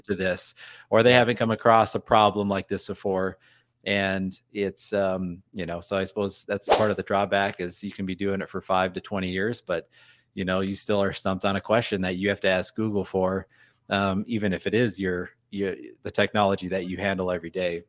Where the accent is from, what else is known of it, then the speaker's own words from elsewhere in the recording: North Dakota, United States; moved away; I'm from North Dakota, and I said I was a, a youth pastor in South Dakota as well